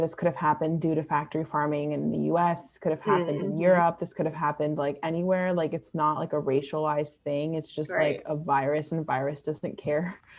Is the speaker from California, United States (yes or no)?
yes; California, United States; growing up in California, like you mentioned before, like California and like New York are states where they have the largest Asian populations in the country.